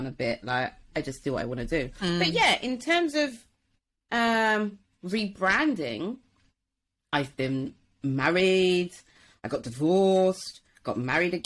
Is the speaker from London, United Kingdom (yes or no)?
yes; Wembley, London, United Kingdom; moved away as an adult; also born or lived in Watford / Manchester; I grew up in Wembley and like Watford and that kind of area